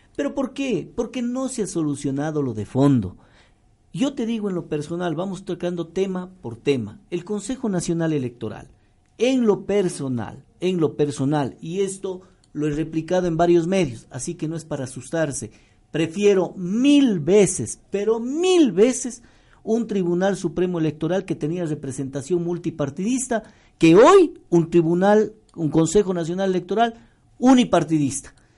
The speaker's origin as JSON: {"language": "Spanish", "country": "Ecuador", "said": "nuestros recursos como ecuatorianos"}